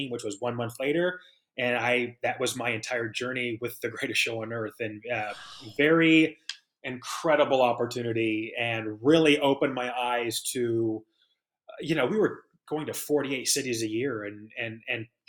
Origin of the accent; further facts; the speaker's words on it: Kansas City, United States; now in Tampa Bay, United States; growing up in Kansas City